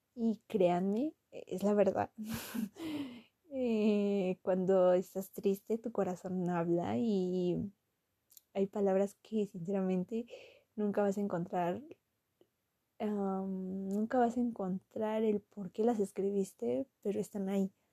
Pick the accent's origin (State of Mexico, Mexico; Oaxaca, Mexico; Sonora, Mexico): State of Mexico, Mexico; Toluca; Soy originaria de Toluca eh, y vivo en Toluca